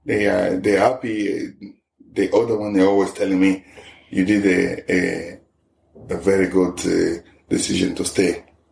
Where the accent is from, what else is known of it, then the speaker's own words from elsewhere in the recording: DR Congo; English is a second language; moved away as an adult; now in Ireland; I'm from Congo. I'm here since 2003.